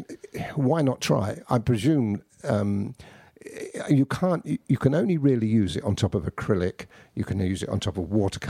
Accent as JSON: {"language": "English", "country": "United Kingdom", "said": "Yeah. Yeah. Definitely. We've got to have something to moan about."}